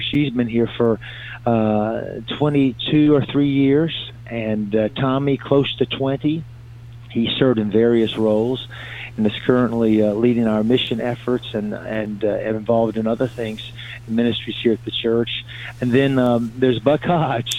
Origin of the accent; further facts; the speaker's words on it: Virginia, United States; also born or lived in Salem, Virginia; now in Fayetteville, United States; I'm originally from Virginia